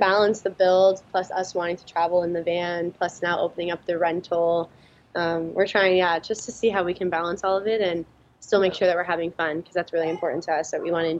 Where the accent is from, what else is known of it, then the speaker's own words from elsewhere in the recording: Florida, United States; We're not like that ever because we're from Florida.